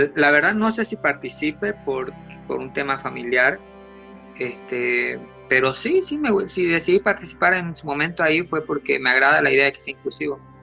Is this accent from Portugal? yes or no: no; Bolivia; now in Santa Cruz, Bolivia